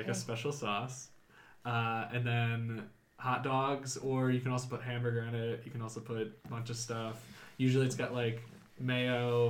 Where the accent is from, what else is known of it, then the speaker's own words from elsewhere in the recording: England, United Kingdom; Even though I'm English.